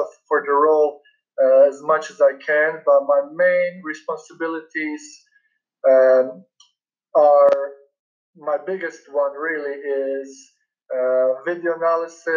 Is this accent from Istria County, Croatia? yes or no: no; Split, Split-Dalmatia County, Croatia; moved away as an adult; also born or lived in Illinois / West Virginia / Pittsburgh; now in United States; I was born and raised in Split, Croatia